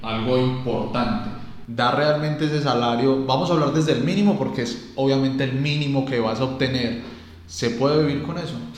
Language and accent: Spanish; Colombia; como latino, como colombiano